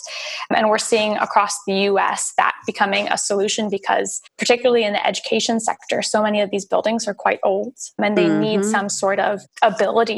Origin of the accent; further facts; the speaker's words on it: California, United States; now in Australia; I'm from California